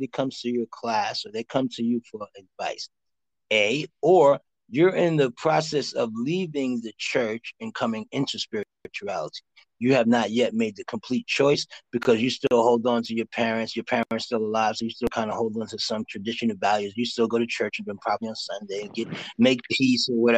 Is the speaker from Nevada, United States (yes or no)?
no; New York City, New York, United States; I'm from Harlem